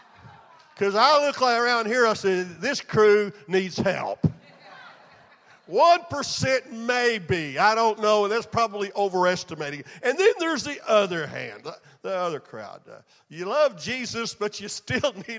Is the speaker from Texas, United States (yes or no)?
yes; Texas, United States; I was raised in Texas